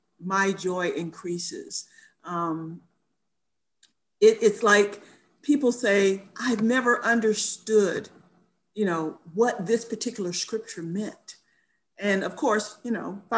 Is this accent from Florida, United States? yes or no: yes; Florida, United States; moved away as an adult; also born or lived in New York / New Jersey; now in Halifax, Canada; I'm originally from Florida, but I've been out of Florida longer than I lived there, right? Because when I left to finish college, I never went back to live there.